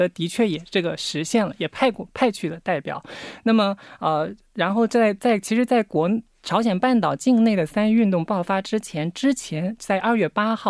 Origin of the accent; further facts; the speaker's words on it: Wenzhou, Zhejiang, China; moved away as an adult; now in South Korea; 然后我来自浙江温州，在国内读的本科、硕士，硕士毕业以后来这里留学。